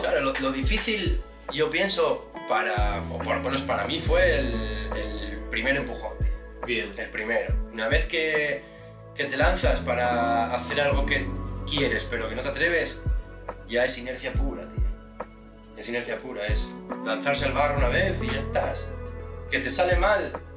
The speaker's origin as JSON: {"language": "Spanish", "region": "Asturias", "country": "Spain", "moved": "yes", "said": "yo soy de Asturias, no nací en, en Whistler"}